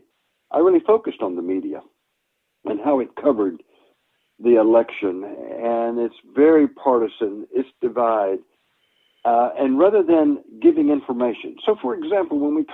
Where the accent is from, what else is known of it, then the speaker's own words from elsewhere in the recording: Boone, North Carolina, United States; moved away as an adult; also born or lived in Midwest / Chicago, Illinois / Rockford, Illinois; now in Virginia, United States; I'm a hillbilly from Boone, North Carolina